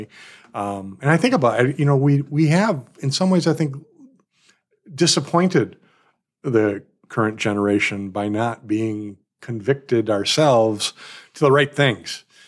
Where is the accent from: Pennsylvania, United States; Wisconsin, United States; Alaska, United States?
Wisconsin, United States; Milwaukee; I'm from Milwaukee as well